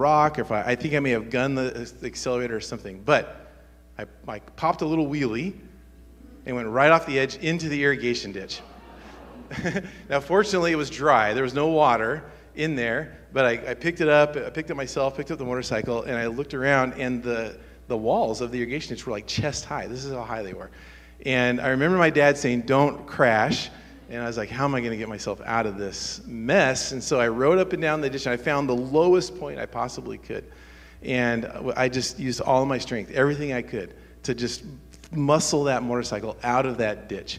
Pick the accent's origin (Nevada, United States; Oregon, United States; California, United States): Oregon, United States; Medford; where I grew up in Medford, which is southern Oregon